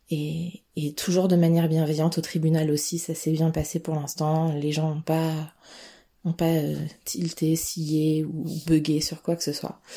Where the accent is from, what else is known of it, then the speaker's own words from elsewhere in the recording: Vanves, Île-de-France, France; now in Chartres, France; On vient de, on vient de Vanves, en région parisienne, à côté de Paris.